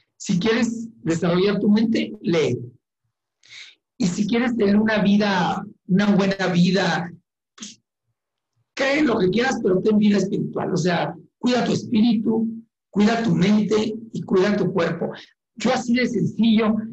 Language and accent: Spanish; Chihuahua, Mexico; moved away as an adult; now in Ciudad Juárez, Mexico; nací en Chihuahua capital, pero tengo 22 años en Juárez